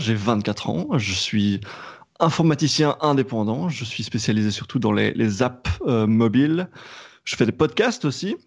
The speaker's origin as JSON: {"language": "French", "country": "Belgium", "said": "je suis belge"}